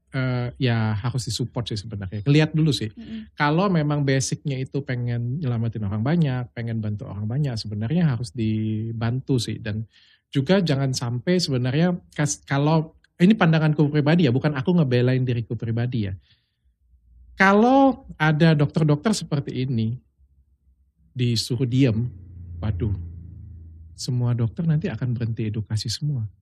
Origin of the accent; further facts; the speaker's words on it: Palembang, South Sumatra, Indonesia; Karena aku kan bukan orang Jakarta, aku kan hmm. orang Palembang.